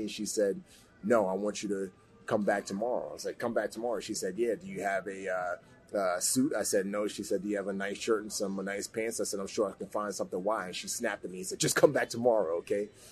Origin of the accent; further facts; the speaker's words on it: New York City, New York, United States; also born or lived in Nigeria; she permanently relocated my brother and I, uh, along with herself, um, back to the States, and I grew up in the Bronx.